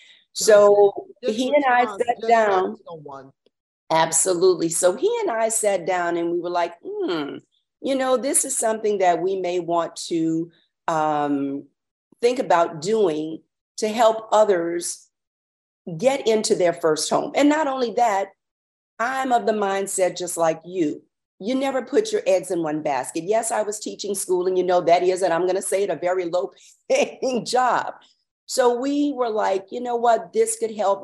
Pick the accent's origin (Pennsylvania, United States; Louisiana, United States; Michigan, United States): Louisiana, United States; New Roads; I'm a small town girl. I am from New Roads, Louisiana